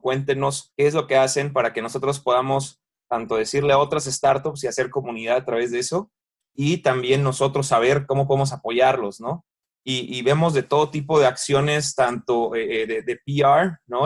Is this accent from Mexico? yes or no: yes; Mexico; nosotros que somos mexicanos vivimos vivimos aquí